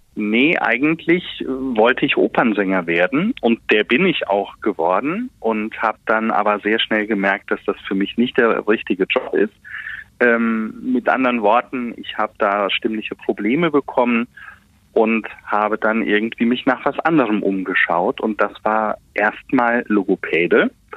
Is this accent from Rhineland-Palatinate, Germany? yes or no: yes; Westerwald, Rhineland-Palatinate, Germany; accent: Westerwälder Platt; wenn ich nach Hause komme, lege ich das Hochdeutsch ab und dann wird ganz normal auf Welt Westerwälder platt geschwätzt. Ja, das ist bei uns zu Hause Amtssprache Nummer eins